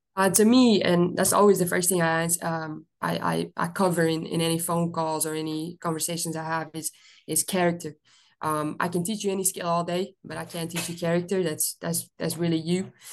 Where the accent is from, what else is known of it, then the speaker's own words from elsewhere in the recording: Belgium; moved away as an adult; now in United States; I'm originally from Belgium